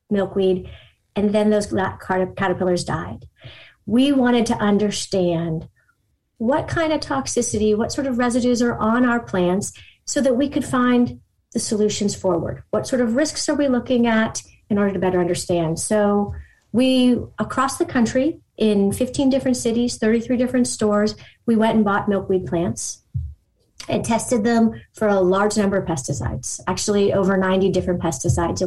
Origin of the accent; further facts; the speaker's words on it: Pittsburgh, Pennsylvania, United States; I'm from Pittsburgh, Pennsylvania.